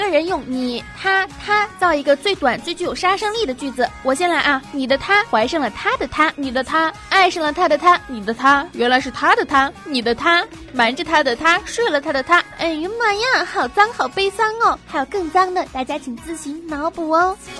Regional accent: Northeast China, China; 我是个东北人

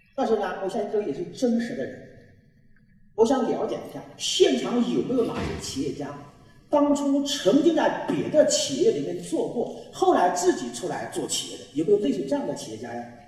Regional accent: China; 我们中国人

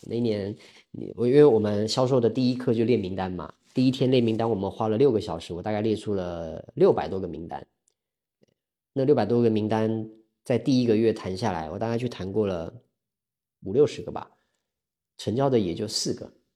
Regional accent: Taiwan; accent: Taiwanese; moved away as an adult; now in Hangzhou, China; 我来自这个中国台湾，然后现在住在杭州，二零一八年的时候来杭州的，那我过去我是二零一二年进入职场的，也就是我今年虚岁应该算三十七吧，我是八七年的

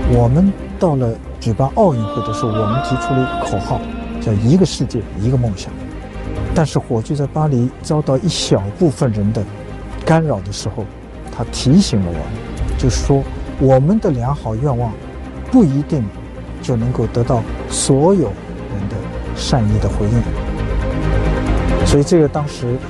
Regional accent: China; also born or lived in France; 我当时中国人呢

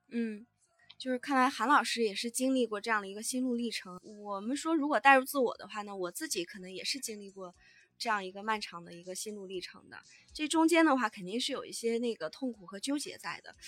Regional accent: Northeast China, China; 我们东北人呢也非常，非常传统

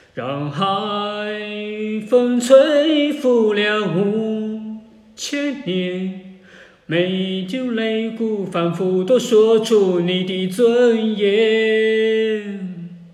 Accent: China; 只不过对于我们中国人用户来讲的话

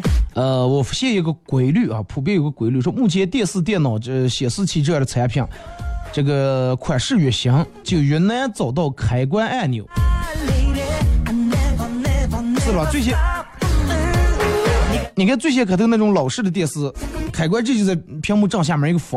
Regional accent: Northeast China, China; 带我一个朋友回我们老家，老家在东北

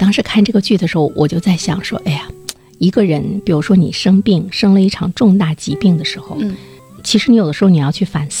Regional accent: Sichuan, China; 因为我从小呢也是在四川那块儿对长大，

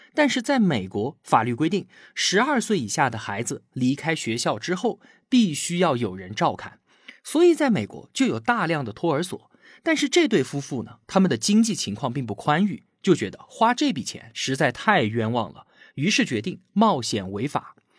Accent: China; 我们中国人

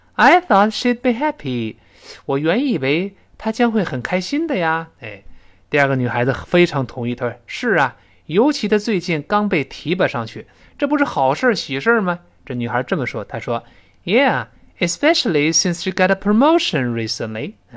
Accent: China; 我们中国人

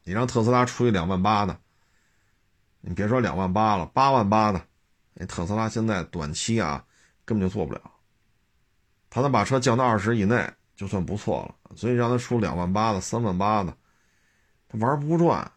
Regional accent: China; 咱们都是中国人

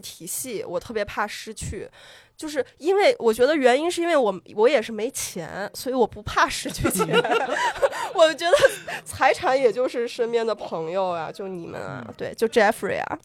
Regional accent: northwestern China, China; now in Beijing, China; 我是西北人儿

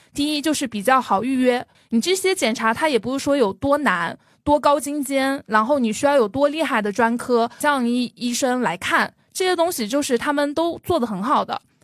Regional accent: Jiangxi, China; now in Shanghai, China; 我是生活在上海的江西人，所以之前有人会吐槽我的普通话不好，我在努力的学我的普通话了。

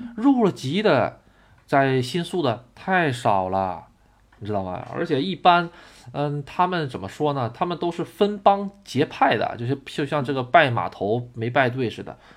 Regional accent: Tonghua, Jilin, China; 我出生的地方吉林省通化市

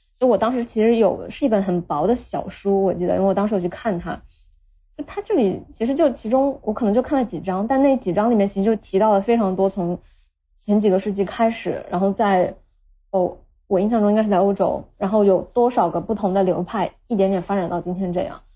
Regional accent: Nanjing, Jiangsu, China; moved away as an adult; now in Shenzhen, China; 我家是南京的，但是因为我自己从小到大，就是从幼儿园一直到大学，硕士毕业都是在南京，所以我特别想离开南京，而且想离南京远一点

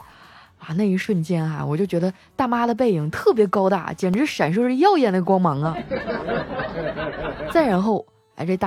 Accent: Northeast China, China; now in Shanghai, China; 听说我老家东北那边啊都已经开始穿羽绒服了。

